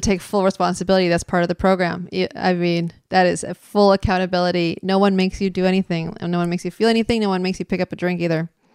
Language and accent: English; San Francisco, California, United States; I'm from San Francisco